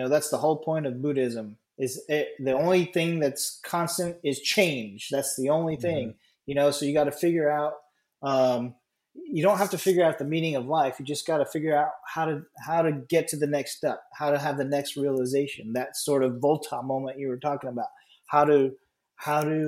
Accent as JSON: {"language": "English", "country": "United States", "said": "I'm an American"}